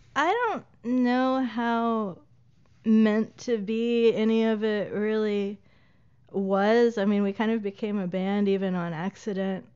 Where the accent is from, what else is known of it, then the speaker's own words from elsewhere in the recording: Lawrenceburg, Tennessee, United States; moved away as an adult; also born or lived in Pulaski, Tennessee / Asheville, North Carolina / Chattanooga, Tennessee / Hampton, Virginia; went to high school in a town called Pulaski, Tennessee, not to be confused with Pulaski, Virginia. Uh, and then I grew up in Lawrenceburg, Tennessee.